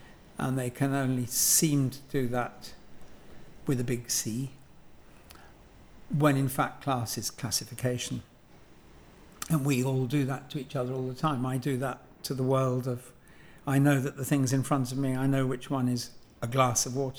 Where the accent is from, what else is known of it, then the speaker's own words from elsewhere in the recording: London, United Kingdom; so I'm a Londoner, and I'm a Londoner as most people are Londoners who failed to leave. So it's hardly, you know, my family have been here for generations.